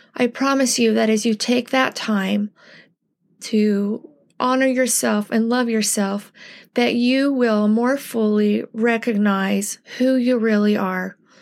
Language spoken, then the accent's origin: English; United States; as American Latter-day Saints